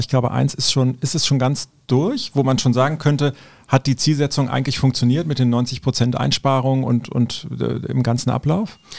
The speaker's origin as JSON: {"language": "German", "town": "Cologne", "region": "North Rhine-Westphalia", "country": "Germany", "said": "Ich bin Kölner"}